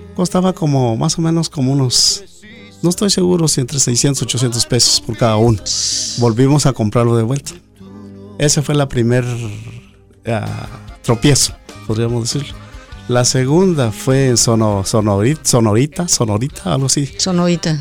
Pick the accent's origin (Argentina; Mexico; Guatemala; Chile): Guatemala; Cuilco, Huehuetenango; moved away as an adult; now in United States; somos originarios de Cuilco, Huehuetenango